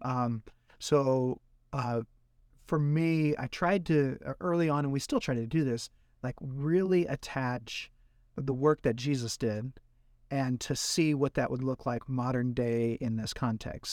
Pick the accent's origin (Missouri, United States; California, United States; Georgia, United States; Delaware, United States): Missouri, United States; Jackson; also born or lived in Oregon; now in St. Louis, United States; I'm originally from Jackson, Missouri